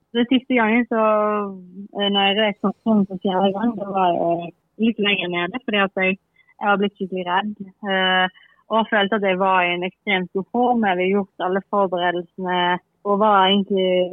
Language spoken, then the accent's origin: Norwegian; Bergen, Vestland, Norway; moved away; jeg er fra Bergen ennå